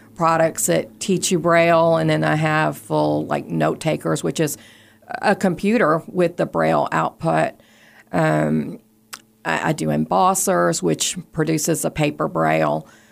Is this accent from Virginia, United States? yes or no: yes; Richmond, Virginia, United States; I grew up in Richmond, close to the Department for the Blind and Vision Impaired